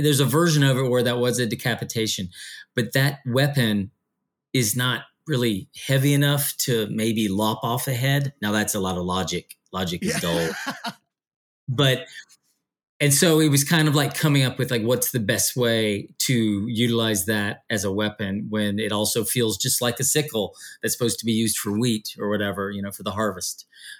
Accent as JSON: {"language": "English", "country": "United States", "said": "this mythology that was a bit foreign to me being an American"}